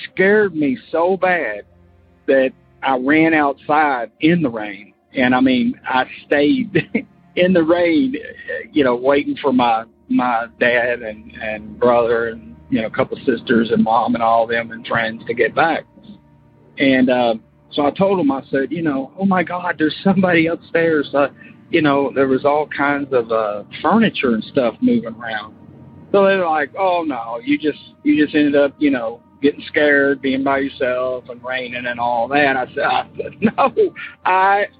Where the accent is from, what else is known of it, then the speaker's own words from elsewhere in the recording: Florida, United States; moved away as an adult; now in Kentucky, United States; I'm from Kentucky, but we moved to Florida and when I was like 8, and I grew up there, but now I'm back in Kentucky.